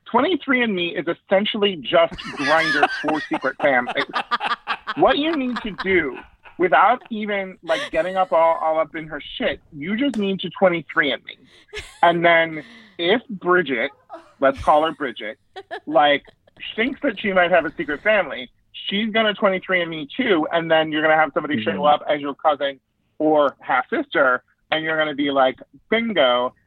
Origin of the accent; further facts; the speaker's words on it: Yuba City, California, United States; here in my hometown